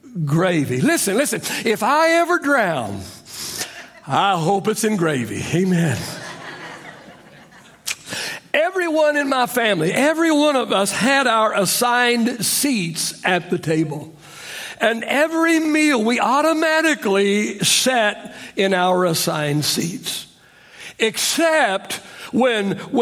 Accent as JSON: {"language": "English", "region": "Oklahoma", "country": "United States", "tie": "born or raised there", "said": "I grew up in Oklahoma, so we called the evening meal supper"}